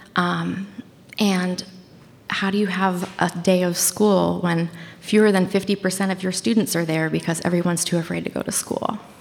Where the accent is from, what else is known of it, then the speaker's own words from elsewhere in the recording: Washington County, Bangor, Maine, United States; also born or lived in California; So I grew up in Maine. I grew up in Washington County, Maine. Um, we moved to the big city of Bangor, Maine, which is the queen city of Maine, when I was in middle school or maybe ele- late elementary school.